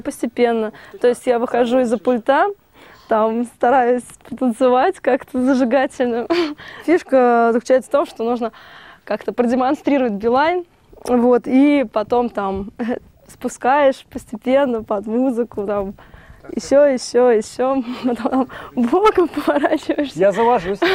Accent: Moscow, Russia; Родилась в Москве

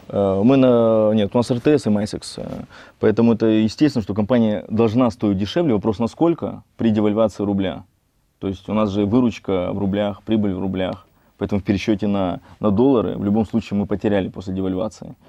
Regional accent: Nakhodka, Primorsky Krai, Russia; also born or lived in Vladivostok; Родился в э, городе Находка, в Приморском крае

